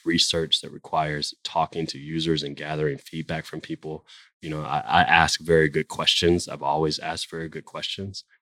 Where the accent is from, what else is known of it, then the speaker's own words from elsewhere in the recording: Jacksonville, Florida, United States; now in Atlanta, United States; I grew up in Jacksonville, Florida